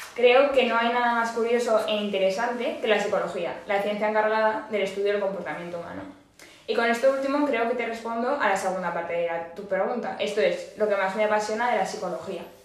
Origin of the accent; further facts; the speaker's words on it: Aragon, Spain; muy tozuda como buena maña